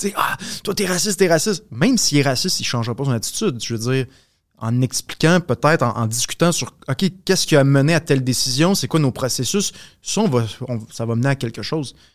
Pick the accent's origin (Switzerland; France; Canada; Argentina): Canada; Quebec; nous en tant que Québécois